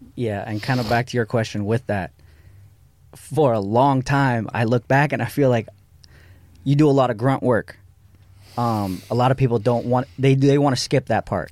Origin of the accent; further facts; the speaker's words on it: Santa Monica, California, United States; I grew up in Santa Monica, but I didn't really go to downtown